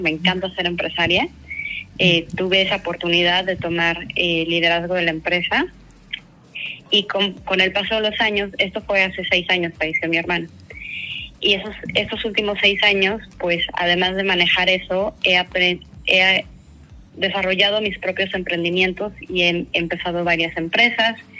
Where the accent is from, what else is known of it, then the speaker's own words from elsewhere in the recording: Mexico City, Mexico; moved away as an adult; also born or lived in Australia; yo soy originaria de la Ciudad de México